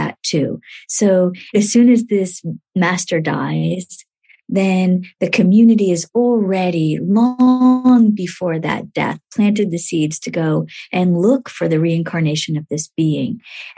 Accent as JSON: {"language": "English", "country": "India", "tie": "born or raised there", "said": "when I was born in India, the first thing that happened for me was that my grandmother put honey in my mouth"}